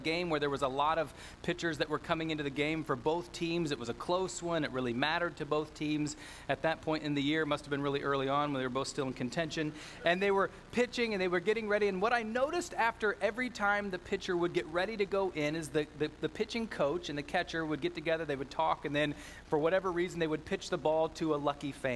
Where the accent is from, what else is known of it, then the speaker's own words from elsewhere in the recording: Northern Ohio, United States; I grew up in Northern Ohio, and in so doing, I am a Cleveland sports fan.